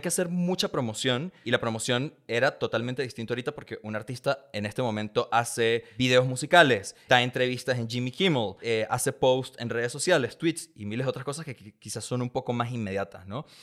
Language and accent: Spanish; San Antonio del Táchira, Táchira, Venezuela; now in Mexico; yo crecí en un pueblito llamado San Antonio del Táchira, en la frontera entre Venezuela